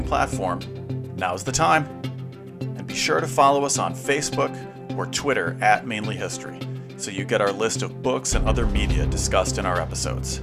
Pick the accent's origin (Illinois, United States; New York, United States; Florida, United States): Illinois, United States; Chicago; moved away; I'm from Chicago originally